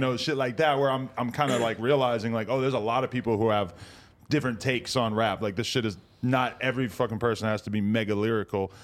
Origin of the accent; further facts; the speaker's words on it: near Boston, New Hampshire, United States; now in Los Angeles, United States; I'm from fucking forty minutes outside Boston